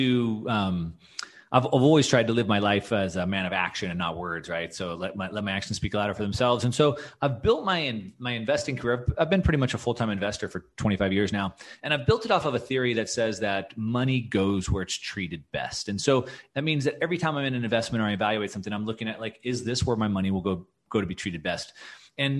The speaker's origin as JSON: {"language": "English", "country": "United States", "also_born_or_lived": "California / Texas", "said": "As an American"}